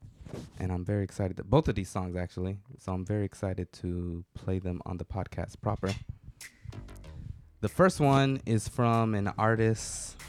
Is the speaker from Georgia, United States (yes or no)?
yes; Atlanta, Georgia, United States; you know, I'm from Atlanta.